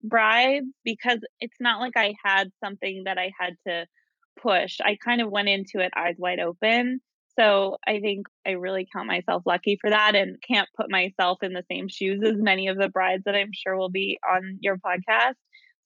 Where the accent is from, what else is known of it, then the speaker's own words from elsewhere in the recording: Ottawa, Ontario, Canada; I grew up in Ottawa, Canada. I've lived all over.